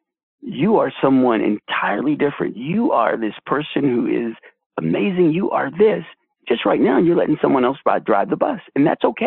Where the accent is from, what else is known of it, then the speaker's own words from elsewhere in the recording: Washington, District of Columbia, United States; I grew up in D.C., actually. I'm a projects kid. I grew up in the projects of D.C.